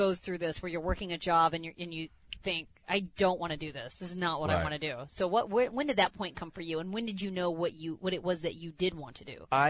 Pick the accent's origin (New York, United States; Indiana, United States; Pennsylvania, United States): Indiana, United States; Indianapolis; growing up in Indianapolis